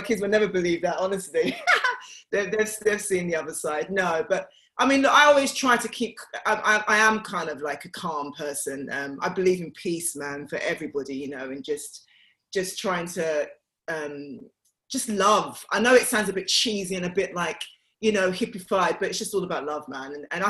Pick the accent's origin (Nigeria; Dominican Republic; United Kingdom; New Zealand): United Kingdom; Bow, London; it was very fond memories that I had of growing up in Bow. The only thing that I haven't got from Bow is the accent. I don't know where it disappeared.